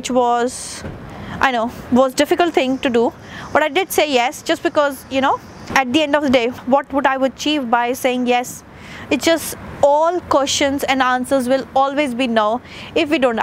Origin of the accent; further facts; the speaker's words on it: India; moved away as an adult; I am an Indian, came to a new country